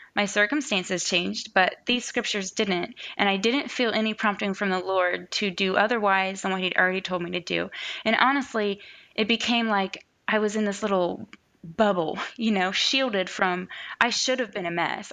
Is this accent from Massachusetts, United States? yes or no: no; Ohio, United States; I grew up here in Ohio